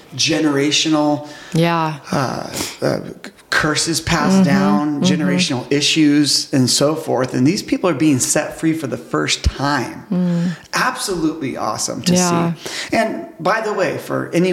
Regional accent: United States; being an American

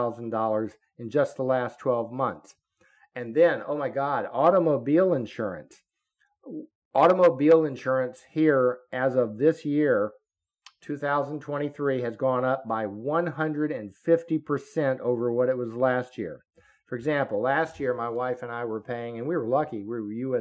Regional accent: Florida, United States; I grew up in Florida. I'm a Florida boy.

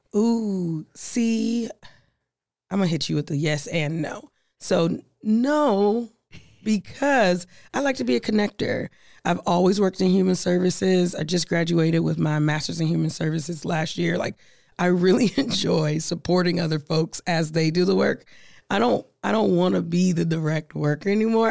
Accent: Omaha, Nebraska, United States; I'm from Omaha. I'm from Nebraska

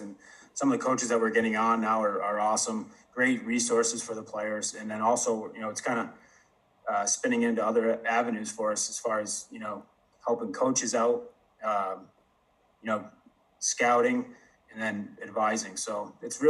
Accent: Syracuse area, New York, United States; moved away; Don Kernan came and took over the rink in my hometown when I was probably 10, 11 years old

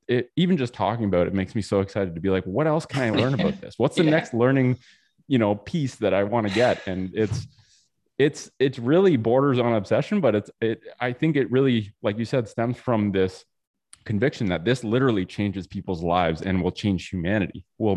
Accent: Canada; I'm from Canada.

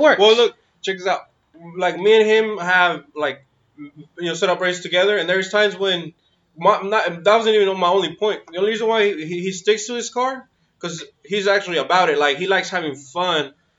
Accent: Sacramento, California, United States; also born or lived in 530 area code, Northern California; I'm originally from Sacramento

